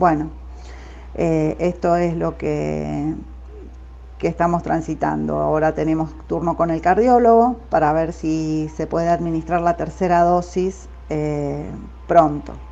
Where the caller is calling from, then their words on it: Mendoza, Argentina; de Mendoza